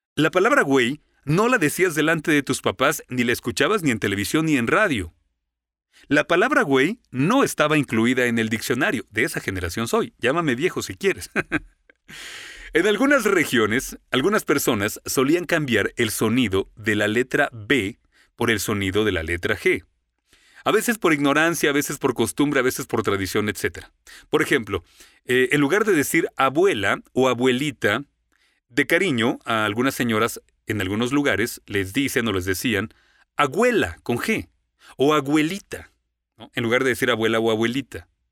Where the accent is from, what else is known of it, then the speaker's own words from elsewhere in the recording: Mexico; moved away as an adult; also born or lived in Florida, United States; now in United States; Alguien me preguntó, "¿De dónde eres?" y respondí, "De México"